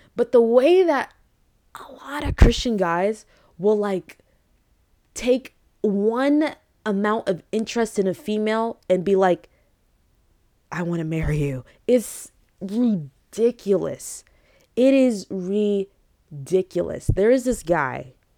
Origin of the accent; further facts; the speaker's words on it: United States; English is a second language; I grew up in America